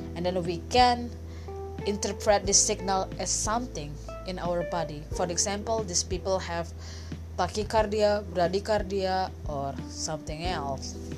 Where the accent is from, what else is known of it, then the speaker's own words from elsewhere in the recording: Indonesia; first language Indonesian; English is a second language; I am from Indonesia, so maybe if you think that my English accent is really strange, it is because my first my first language is not English but Indonesian